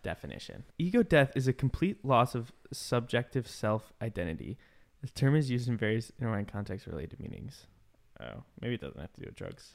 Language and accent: English; Midwest, United States; moved away; I grew up in the Midwest